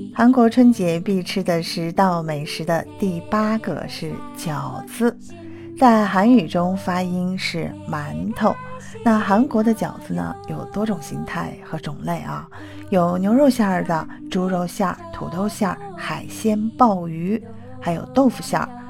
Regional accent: China; 因为我们中国人也吃火锅

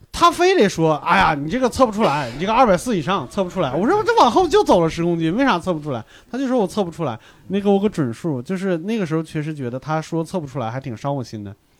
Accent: North China, China; 我们华北这边儿，像我这一代华北的

